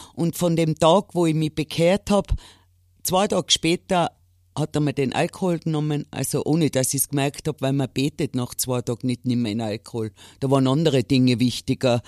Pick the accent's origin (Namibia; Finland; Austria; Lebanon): Austria; Innsbruck, Tyrol; bei uns in Innsbruck